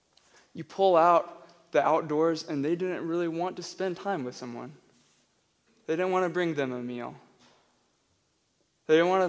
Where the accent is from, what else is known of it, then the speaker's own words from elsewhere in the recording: Tennessee, United States; now in Albuquerque, United States; I'm from Tennessee and a redneck